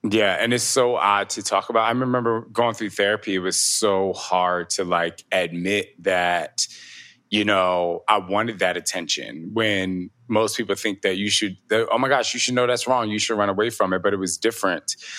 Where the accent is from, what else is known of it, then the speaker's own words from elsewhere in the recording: New Jersey, United States; I'm from Jersey. I'm from the East Coast